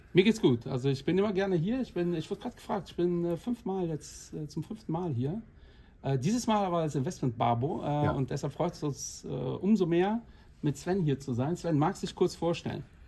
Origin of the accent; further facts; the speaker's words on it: Portugal; ich bin auch 45, habe auch zwei Kinder und bin Portugiese.